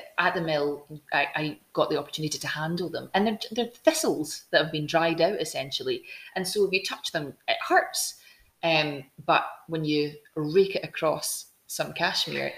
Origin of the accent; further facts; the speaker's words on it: Glasgow, Scotland, United Kingdom; moved away as an adult; also born or lived in Barrhead; now in Edinburgh, United Kingdom; I grew up in Glasgow. Actually, I grew up in the south side of Glasgow. Then we moved south, and Paisley was my biggest city that I could jump into from